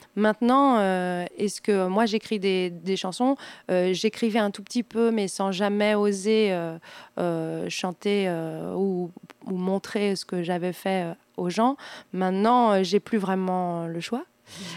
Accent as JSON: {"language": "French", "area": "Val-d'Oise", "region": "Île-de-France", "country": "France", "tie": "born or raised there", "said": "Je ne suis pas vendéenne. Je suis euh, du, je suis née dans le Val d'Oise."}